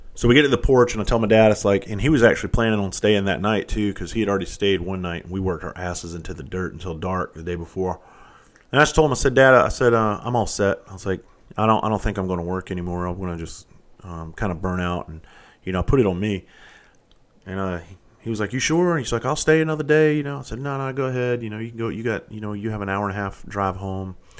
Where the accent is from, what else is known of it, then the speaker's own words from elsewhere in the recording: Bluffton, South Carolina, United States; where I grew up down in Bluffton, South Carolina